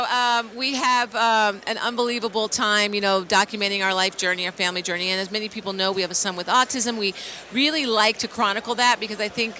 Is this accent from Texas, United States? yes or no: no; Philadelphia, Pennsylvania, United States; now in Los Angeles, United States; I'm from Philly